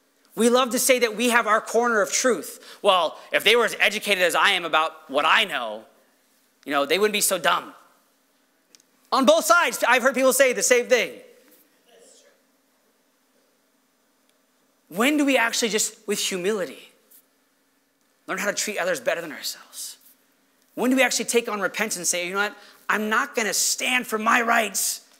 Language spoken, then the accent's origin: English; United States